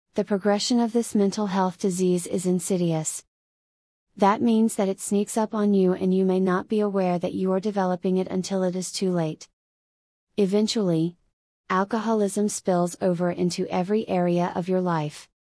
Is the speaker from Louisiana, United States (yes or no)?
no; Florida, United States; my home state of Florida